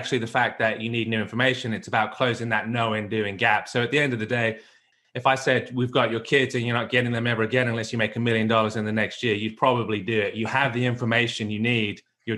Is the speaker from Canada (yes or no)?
no; England, United Kingdom; accent: mongrel accent; also born or lived in United States; now in Australia; I'm originally from England, spent 10 years in America, went back to the UK, and then off to Australia.